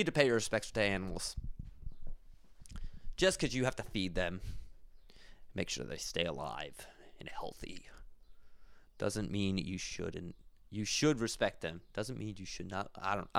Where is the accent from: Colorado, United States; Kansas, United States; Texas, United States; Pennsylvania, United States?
Pennsylvania, United States; Philadelphia; now in Boston, United States; Not from Boston. I'm from Philly. Moved here because it was easier for me for work.